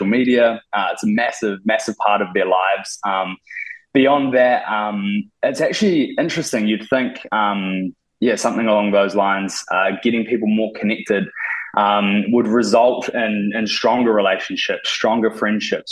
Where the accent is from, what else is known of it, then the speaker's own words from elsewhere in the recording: Te Awamutu, Waikato, New Zealand; moved away as an adult; now in Auckland, New Zealand; I grew up in the Waikato, Te Amatu, and moved to Auckland about 5 or 6 years ago